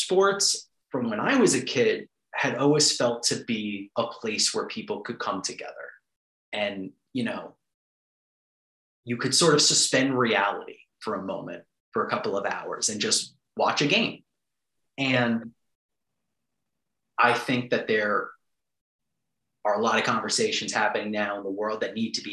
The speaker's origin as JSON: {"language": "English", "region": "New York", "country": "United States", "moved": "yes", "lives_now": "Washington, D.C., United States", "said": "I'm from New York. 9/11 was an extremely profound moment for my city"}